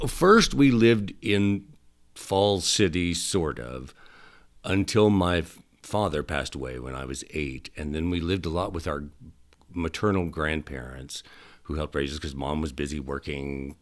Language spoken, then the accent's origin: English; Stella, Nebraska, United States; Originally from a little bitty town called Stella, Nebraska.